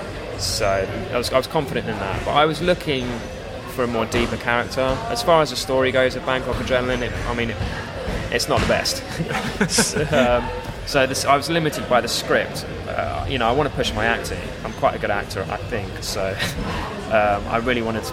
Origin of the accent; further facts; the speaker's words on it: Cambridge, East of England, United Kingdom; moved away as an adult; also born or lived in Hong Kong / Thailand; now in London, United Kingdom; I was born in Cambridge